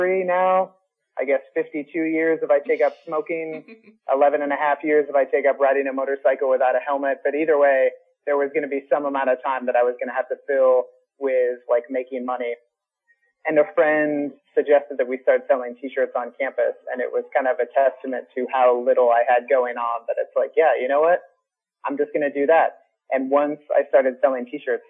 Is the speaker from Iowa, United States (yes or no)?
yes; Des Moines, Iowa, United States; I grew up just outside of Des Moines, currently still reside in Des Moines